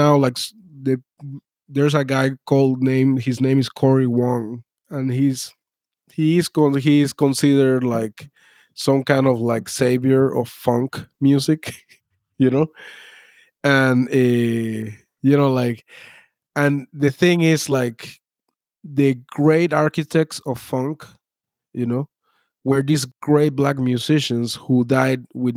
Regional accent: Venezuela; now in United States; I was born in Venezuela.

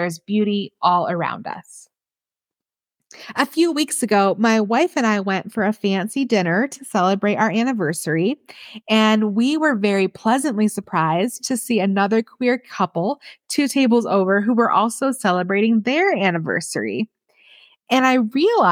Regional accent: Michigan, United States; moved away as an adult; also born or lived in Kansas City; now in New Mexico, United States; I grew up in Michigan and then lived in Kansas City.

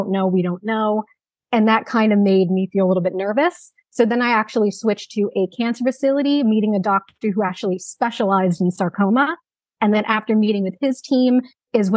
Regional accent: New Jersey, United States; I'm from New Jersey

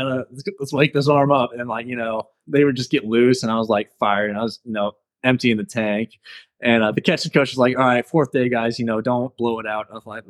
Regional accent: Chesterfield, Missouri, United States; because we're both from Chesterfield, and I was able to get dinner with him. We just talked about Chesterfield and West County

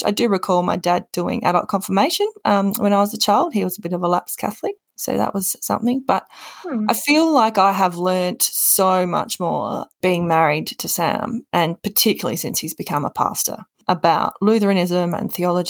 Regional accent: South Australia, Australia; also born or lived in Gawler / Adelaide / Alice Springs; So I'm originally from South Australia. My dad was a police officer, so we moved around the state quite a bit, but they ended up in Gawler, just north of Adelaide.

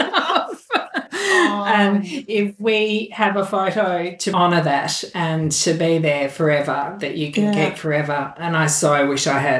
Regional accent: Melbourne, Victoria, Australia; moved away; I'm from Melbourne originally

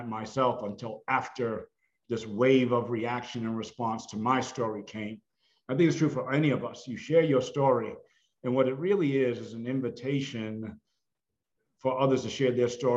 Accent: Massachusetts, United States; growing up in Massachusetts in foster care

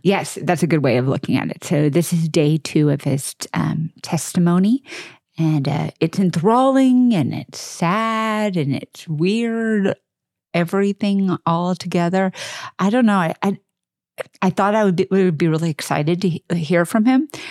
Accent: suburban Texas, United States; I'm from Texas, I mean, I'm from suburban Texas

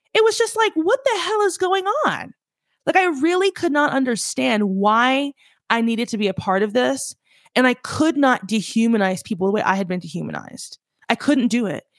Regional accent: the South, United States; I'm from the South

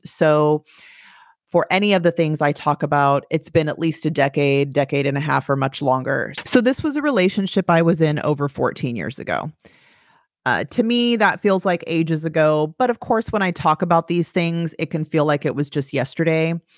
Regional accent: California, United States; moved away; I grew up in California

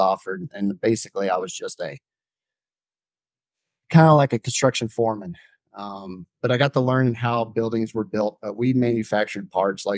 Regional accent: Florida, United States; Growing up in Florida

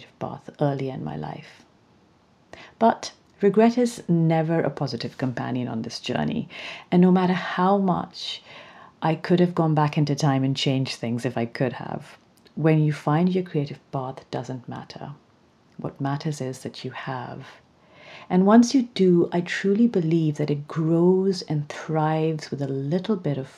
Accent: Pakistan; growing up in Pakistan, where creativity was always meant to be a hobby and not a career

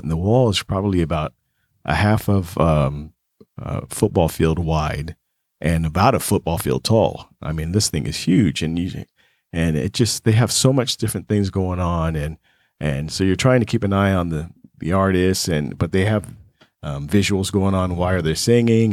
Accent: Las Vegas, Nevada, United States; growing up in Vegas, you meet a lot of celebrities

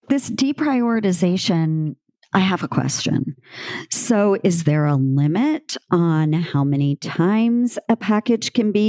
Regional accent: rural Louisiana, United States; I am from rural Louisiana. I grew up on a rice farm

